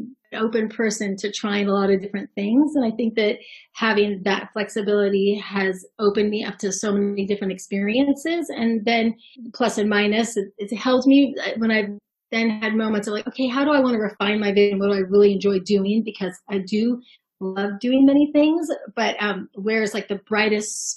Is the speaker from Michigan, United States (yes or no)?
no; Bay Area, California, United States; I grew up in the Bay Area